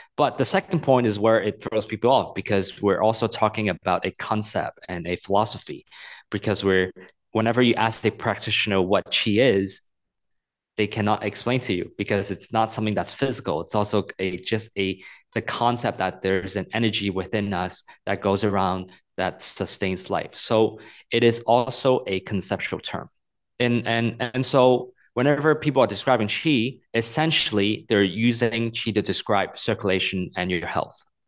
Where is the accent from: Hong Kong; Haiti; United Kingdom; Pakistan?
Hong Kong; moved away; also born or lived in United States; I'm a Chinese person. I grew up in Hong Kong, but I spent ten years in the U S.